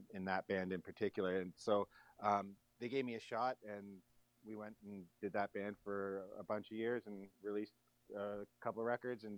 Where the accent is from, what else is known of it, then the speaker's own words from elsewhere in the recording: Bobcaygeon, Ontario, Canada; moved away as an adult; now in Toronto, Canada; my parents decided to move up to Northern Ontario to a smaller community called Bob Cajun.